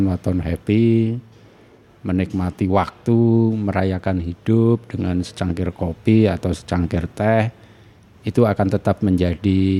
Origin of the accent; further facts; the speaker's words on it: Sukabumi, West Java, Indonesia; born there; Saya lahir di Sukabumi meskipun kedua orang tua saya berasal dari Sleman, Jogja.